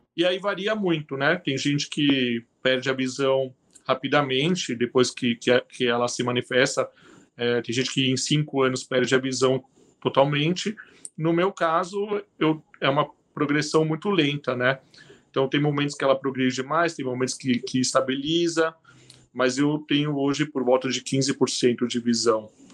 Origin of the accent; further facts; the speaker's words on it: São Paulo, Brazil; moved away as an adult; now in Curitiba, Brazil; eu sou paulistano